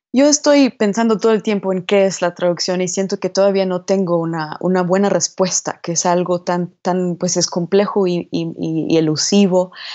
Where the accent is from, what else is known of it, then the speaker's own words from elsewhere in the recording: New Jersey, United States; moved away as an adult; also born or lived in New York; now in Mexico City, Mexico; Yo nací en Nueva York y crecí en el estado de al lado de Nueva Jersey